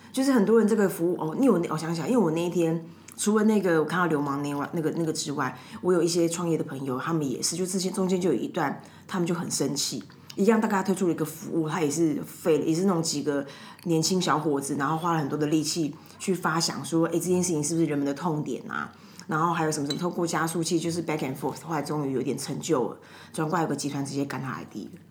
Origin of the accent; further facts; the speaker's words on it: Taipei, Taiwan; 我家以前住东湖嘛